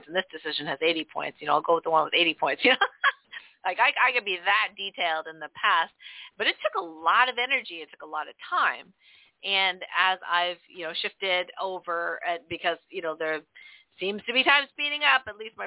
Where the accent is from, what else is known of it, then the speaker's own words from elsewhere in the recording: Canada; also born or lived in northern New York; now in New York, United States; we grew up in Canada